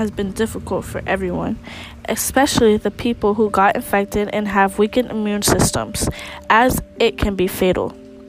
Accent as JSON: {"language": "English", "town": "Hallandale Beach", "region": "Florida", "country": "United States", "tie": "born or raised there", "said": "my hometown of Hallandale, Florida."}